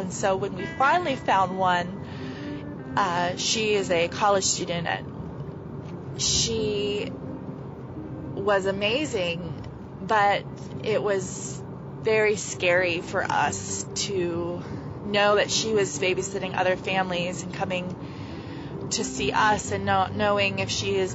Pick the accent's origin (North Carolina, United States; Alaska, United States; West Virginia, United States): West Virginia, United States; Pendleton County; I am from Pendleton County, West Virginia